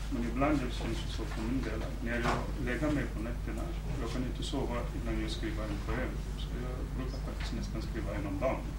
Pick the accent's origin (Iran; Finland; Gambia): Gambia; moved away as an adult; now in Sweden; jag gick i high school i Gambia